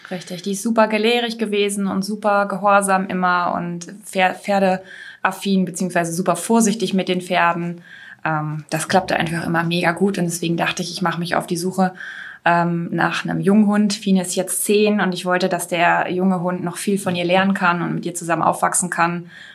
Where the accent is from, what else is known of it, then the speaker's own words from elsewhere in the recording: Lower Saxony, Germany; bei uns in Niedersachsen